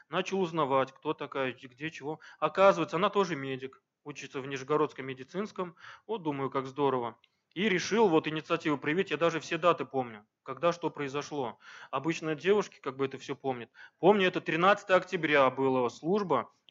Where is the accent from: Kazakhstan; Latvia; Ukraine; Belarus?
Ukraine; Crimea; now in Diveyevo, Russia; она сама крымчанка у меня, я приехал из Крыма в 2000-х годах в Дивеево вместе с родителями